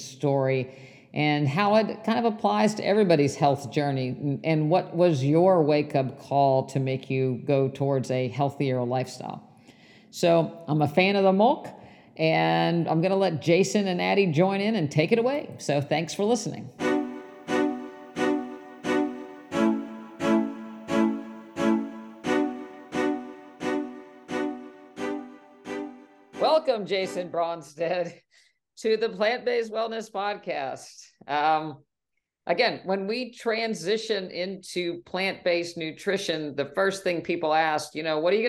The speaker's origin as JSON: {"language": "English", "region": "West Virginia", "country": "United States", "tie": "born or raised there", "said": "I grew up in West Virginia and I remember my family going to 2% cow's milk"}